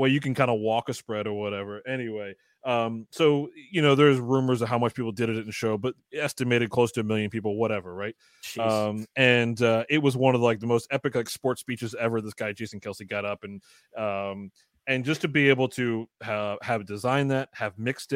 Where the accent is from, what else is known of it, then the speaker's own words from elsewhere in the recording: Baltimore, Maryland, United States; now in Philadelphia, United States; I'm originally from Maryland, Baltimore.